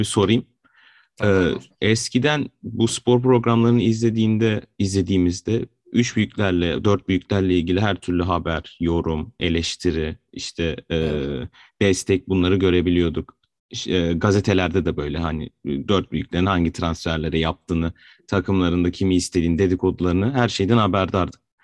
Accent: Adana, Turkey; born or raised there

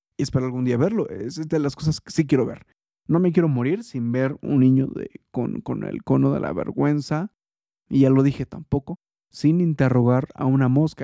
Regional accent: Mexico; soy eh, mexicano

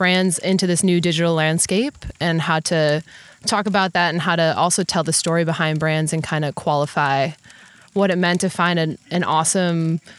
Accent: Wisconsin, United States; I'm from Wisconsin, born and raised in the Midwest.

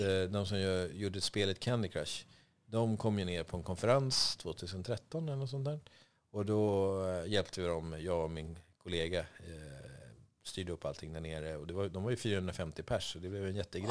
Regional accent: Vaxholm, Stockholm County, Sweden; moved away as an adult; also born or lived in Dubai; now in Stockholm, Sweden; jag växte upp på Reserö som är en liten ö eh, med tusen invånare hade det då.

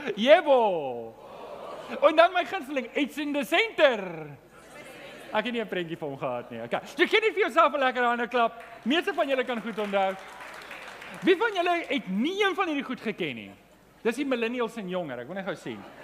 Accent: Johannesburg, Gauteng, South Africa; Ek kom van Johannesburg af

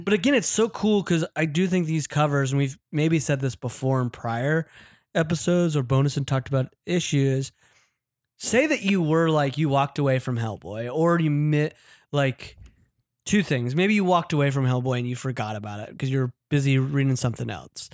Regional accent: Utah, United States; now in Los Angeles, United States; my home state, Utah

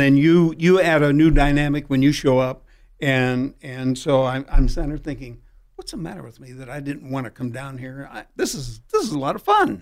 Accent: Peoria, Illinois, United States; now in San Diego, United States; I grew up back in Illinois, Peoria

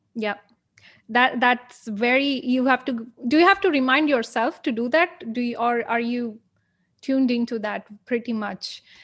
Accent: India; I'm from India

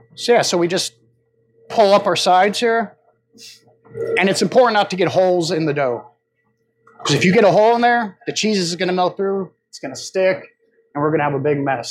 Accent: Chicago, Illinois, United States; now in Richmond Hill, United States; I grew up right outside of Chicago.

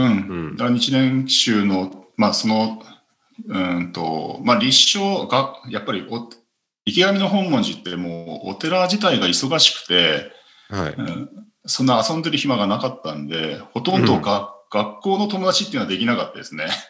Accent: Hokkaido, Japan; 北海道の道民としては

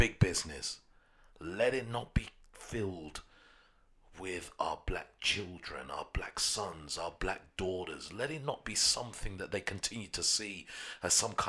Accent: London, United Kingdom; I grew up in Peckham for the majority of my life, 30 plus years

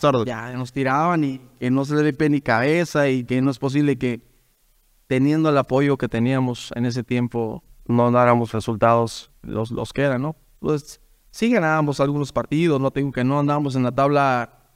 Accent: Huautla, Hidalgo, Mexico; soy de Huautla Hidalgo.

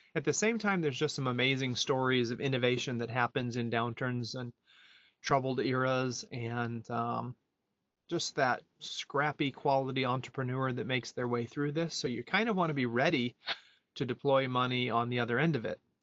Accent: United States; moved away as an adult; also born or lived in Europe; I am an American who lived uh, 20 years abroad in Europe and came back here in 2010

